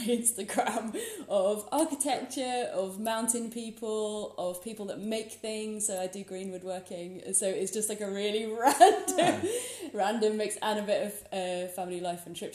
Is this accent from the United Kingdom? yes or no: yes; Hertfordshire, East of England, United Kingdom; now in Scotland, United Kingdom; way, way, way back, I'm from Hertfordshire, which is completely flat, really boring. And I ran away from there as quickly as possible